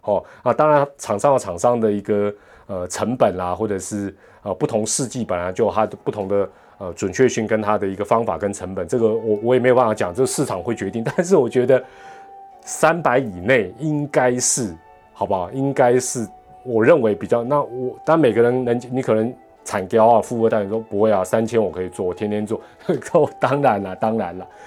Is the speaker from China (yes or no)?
no; Taiwan; 这个钱给我们台湾人自己赚